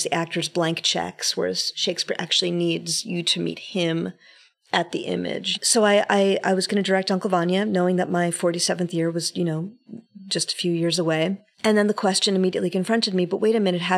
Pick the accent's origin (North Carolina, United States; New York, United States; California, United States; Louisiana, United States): New York, United States; New York City; born and bred in New York City, born of people who were born in New York City